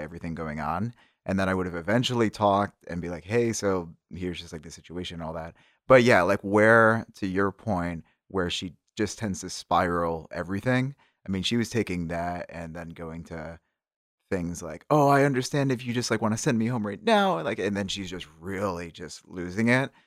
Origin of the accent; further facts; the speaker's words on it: Syracuse, New York, United States; my hometown is Syracuse